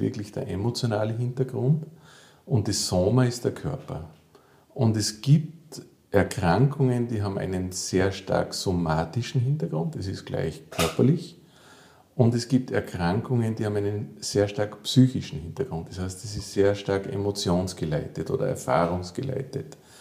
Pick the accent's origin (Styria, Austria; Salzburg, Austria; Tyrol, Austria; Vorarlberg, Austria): Salzburg, Austria; also born or lived in Vienna; ich komme aus Salzburg, ich bin hier geboren und auch aufgewachsen